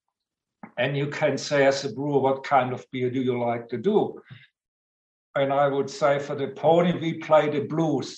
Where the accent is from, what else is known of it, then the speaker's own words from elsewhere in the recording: Southern Germany near Stuttgart, Baden-Württemberg, Germany; moved away as an adult; now in Australia; Southern Germany near Stuttgart. So I grew up on a lager diet